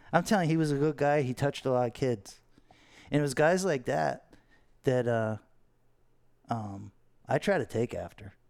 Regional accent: Fort Lauderdale, Florida, United States; growing up in Fort Lauderdale

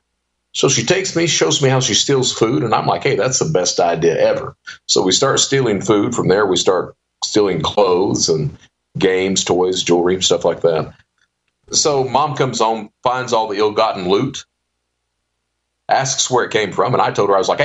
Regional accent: Eastern Kentucky, United States; also born or lived in Panama City, Florida / Hazard, Kentucky; I come from Eastern Kentucky

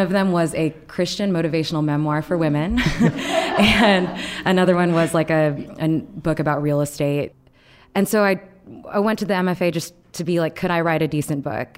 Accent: Texas, United States; I grew up in Texas, um, in a ninety-eight percent white

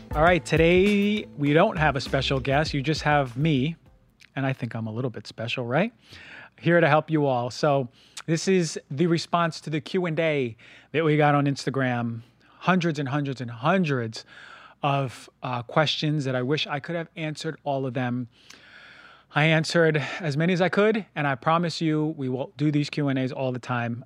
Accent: New York, United States; moved away; also born or lived in Minnesota; I grew up in New York

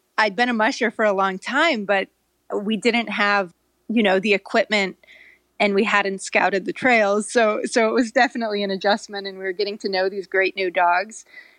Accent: California, United States; also born or lived in Norway; I grew up in California, so it's kind of a mystery. It doesn't really make sense. But I lived in Norway as a kid

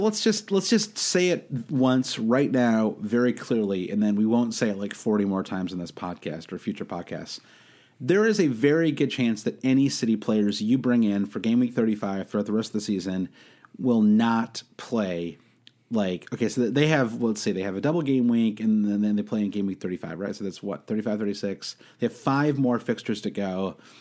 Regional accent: United States; as an American

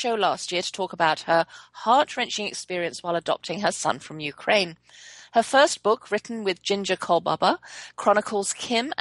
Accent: England, United Kingdom; also born or lived in Germany; I was born in Germany, so I grew up fluent in both German and English until I was six. And then when my parents brought us back to England, lost my German

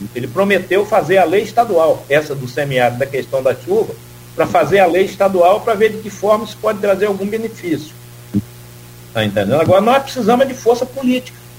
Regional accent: Timbaúba dos Mocós, Northeast Brazil, Brazil; moved away; Eu sou pau de arara, sou nordestino, nascido em Timbaúba dos Mocóis

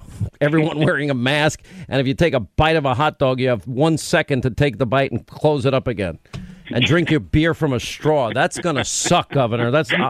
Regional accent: New York, United States; maybe I sound like an arrogant New Yorker, but as a New York, I can say this, by the way, because I'm from New York. As a New Yorker

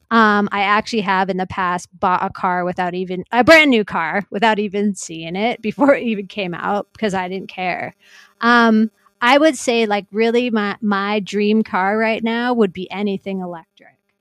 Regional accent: North Vancouver, British Columbia, Canada; I grew up in North Vancouver

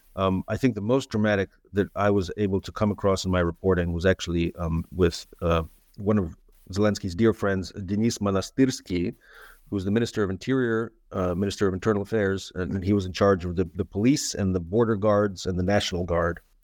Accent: San Francisco, California, United States; also born or lived in Moscow, Russia; I grew up in San Francisco

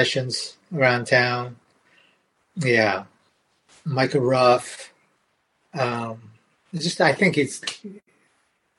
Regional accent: Japan; English is a second language; moved away as an adult; now in California, United States

